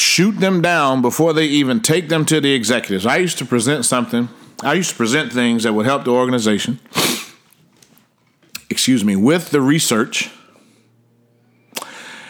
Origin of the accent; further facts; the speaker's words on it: Washington, District of Columbia, United States; now in Frisco, United States; I hail from Washington, D.C., but I live in Frisco, Texas.